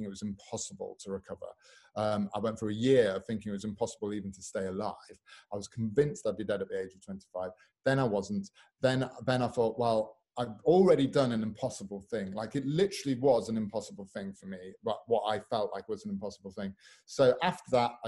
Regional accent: Newark-on-Trent, East Midlands, United Kingdom; also born or lived in Sheffield; I was born in Sheffield, raised in Newark-on-Trent in the Midlands

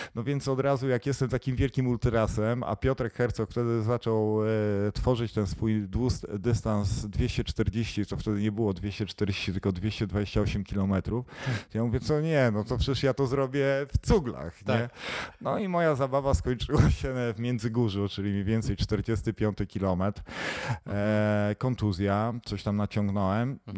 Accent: Kościerzyna, Pomeranian Voivodeship, Poland; pochodzę z Kościerzyny

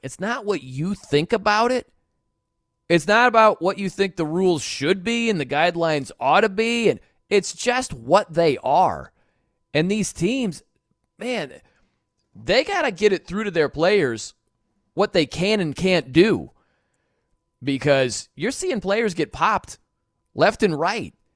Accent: South Bend, Indiana, United States; I'm from South Bend

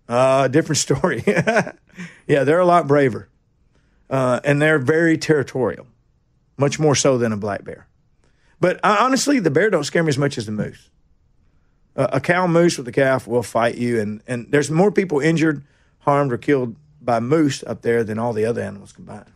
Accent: Nashville, Tennessee, United States; also born or lived in Kingston Springs, Tennessee; I'm from Nashville. Boy, I was born in, uh, General Hospital down here

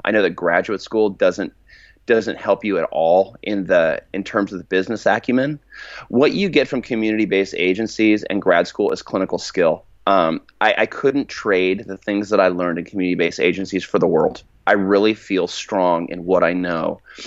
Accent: California, United States; I'm from California, but, like, we're, my, my family's actually from Arkansas

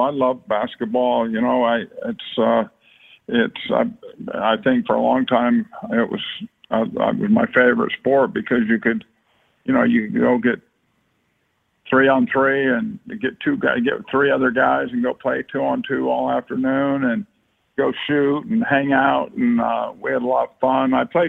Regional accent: Martinez, California, United States; But we grew up in Martinez, California

